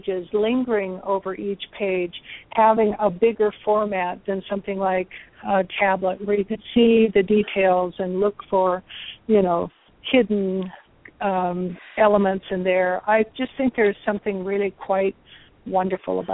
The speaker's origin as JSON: {"language": "English", "region": "North Dakota", "country": "United States", "tie": "born or raised there", "said": "I grew up in North Dakota"}